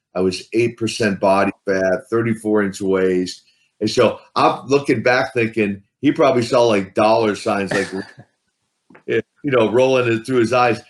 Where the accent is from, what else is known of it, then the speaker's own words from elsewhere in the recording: Midwest, United States; I grew up in the Midwest, so uh, and that's the Midwest of the USA, not the Midwest of Russia